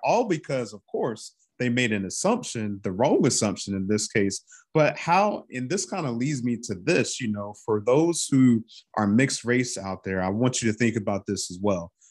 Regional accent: North Carolina, United States; I'm from North Carolina, I'm from down south

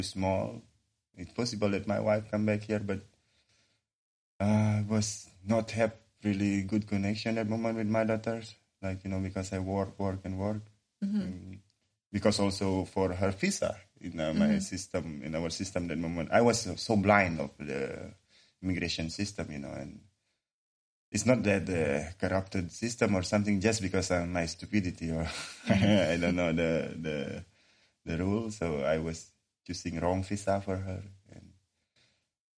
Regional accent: Bali, Indonesia; English is a second language; moved away as an adult; now in Lithuania; I'm from Indonesia, Bali Island.

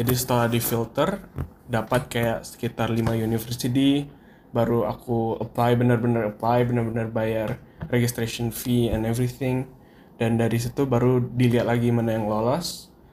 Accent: Duri, Riau, Indonesia; moved away as an adult; now in Pennsylvania, United States; Aku dari Duri sama kayak Zaid, dari Riau

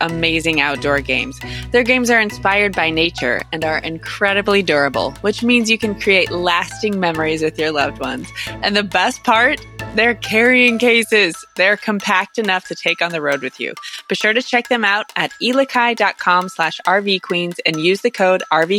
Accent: Northeast Missouri, United States; I'm from Northeast Missouri, so you know I can still claim it

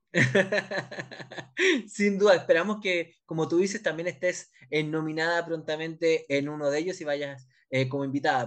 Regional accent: Chile; nos pasa acá en Chile

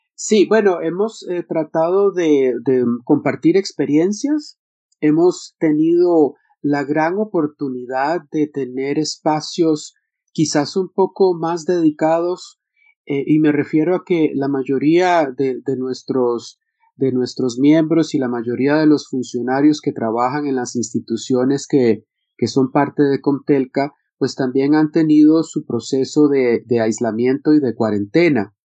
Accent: Costa Rica; yo que soy de Costa Rica

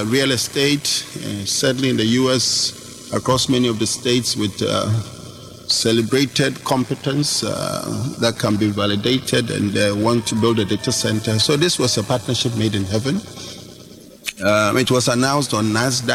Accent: Ghana; I'm a Ghanaian

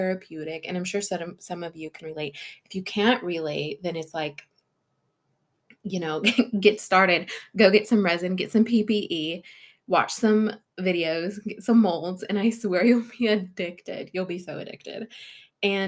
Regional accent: California, United States; now in Washington, United States; I was born and raised in California, but now I'm here in Washington

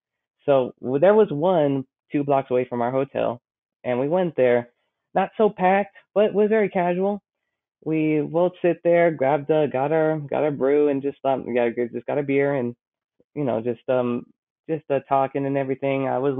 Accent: Texas, United States; I tell him we're from Texas

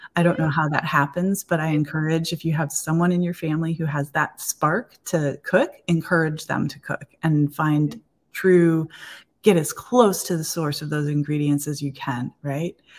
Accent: Eastpointe, Michigan, United States; I grew up in East Detroit

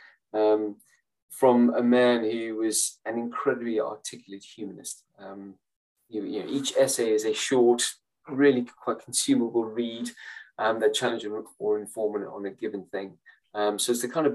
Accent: South Africa; moved away; I grew up in South Africa during apartheid.

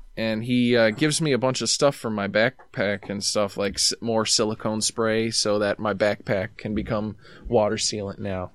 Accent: New York, United States; I'm from New York

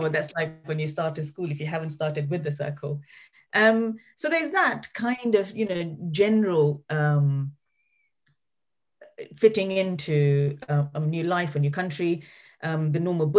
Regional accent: London, United Kingdom; born there; So my brother was born in Germany, my older sister's born in Libya, I was born in London, and my younger sister in Kenya.

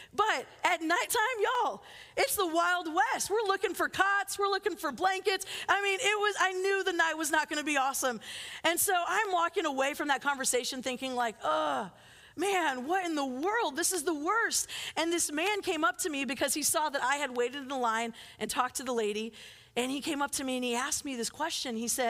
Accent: Philippines; But I loved growing up in the Philippines, and growing up on the other side of the world, you just spend time on airplanes.

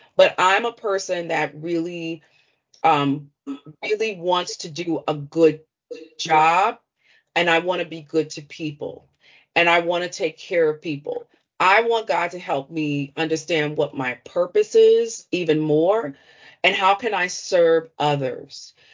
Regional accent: Washington, District of Columbia, United States; growing up in Washington, D.C., I'm from the Chocolate City, the original Chocolate City.

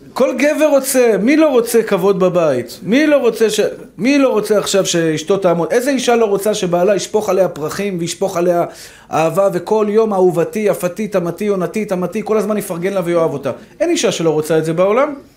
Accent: Tel Aviv, Tel Aviv District, Israel; אני גדלתי בשכונת התקווה

